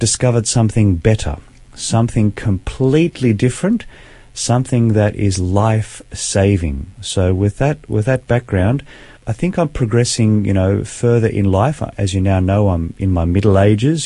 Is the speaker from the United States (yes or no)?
no; Sydney, New South Wales, Australia; I was born in Sydney, grew up in a beautiful Christian home